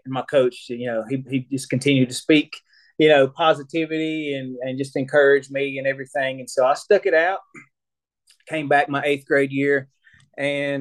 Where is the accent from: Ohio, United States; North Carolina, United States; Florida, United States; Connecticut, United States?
North Carolina, United States; Cherokee; I grew up here in Cherokee, North Carolina. You know, pretty much my entire life